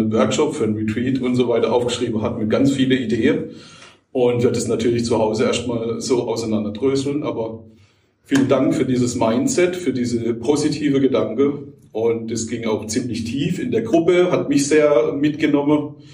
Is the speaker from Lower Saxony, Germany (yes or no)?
no; Rhineland-Palatinate, Germany; ich komme aus Jokrem, also Rheinland-Pfalz, bin Shiatsu-Therapeut